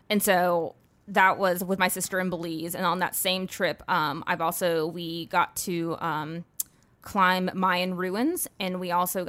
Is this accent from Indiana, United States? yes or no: yes; Indiana, United States; born there; also born or lived in North Carolina / Georgia / Texas; So I was born in Indiana, and then we moved to North Carolina. Then we moved to Georgia. Then we moved to Texas. Then we moved back to North Carolina.